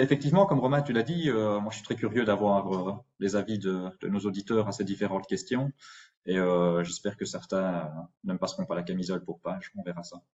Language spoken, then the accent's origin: French; Belgium; en tant que Belges